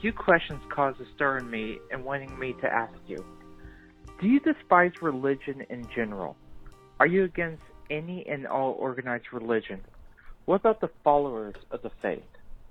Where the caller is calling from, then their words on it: Dallas, Texas, United States; from Dallas, Texas.